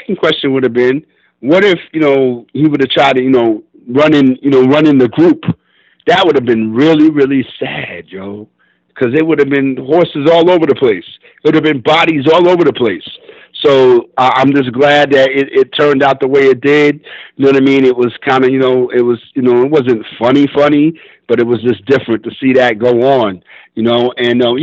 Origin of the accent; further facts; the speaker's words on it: New York City, New York, United States; I'm from Brooklyn